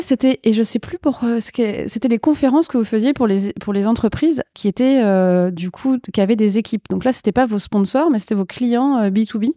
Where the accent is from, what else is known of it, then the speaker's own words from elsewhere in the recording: Lorraine, Grand Est, France; also born or lived in Nancy; je suis très régionaliste avec la Lorraine